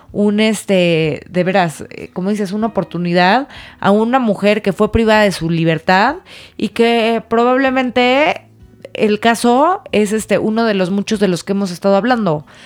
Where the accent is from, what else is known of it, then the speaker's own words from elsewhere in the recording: Mexico; como mexicanos